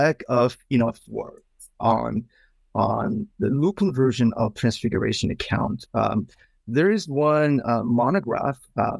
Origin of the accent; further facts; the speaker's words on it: South Korea; moved away as an adult; also born or lived in Philadelphia, United States; now in Pasadena, United States; I came from Korea, South Korea, about 15 years ago